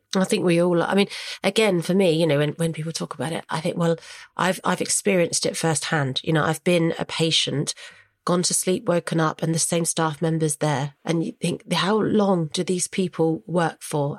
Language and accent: English; Hampshire, South East England, United Kingdom; moved away as an adult; now in London, United Kingdom; we're from Hampshire, we're from a rural village. That's why I went back home